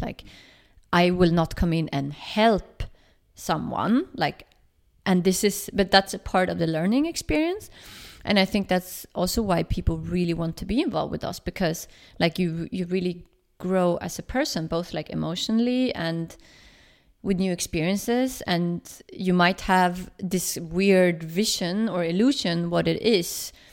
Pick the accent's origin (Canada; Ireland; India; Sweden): Sweden; now in Berlin, Germany; I'm from Sweden